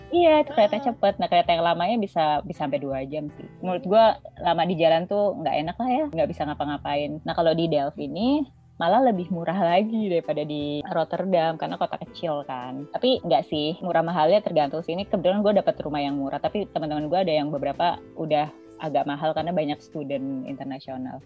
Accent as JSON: {"language": "Indonesian", "country": "Indonesia", "moved": "as an adult", "lives_now": "Netherlands", "said": "gue orang Indo"}